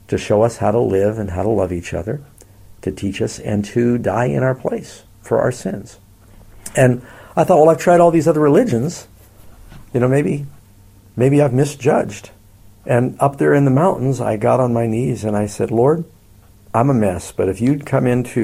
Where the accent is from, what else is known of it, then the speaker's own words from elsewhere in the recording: New York, United States; now in Northern California, United States; I'm from New York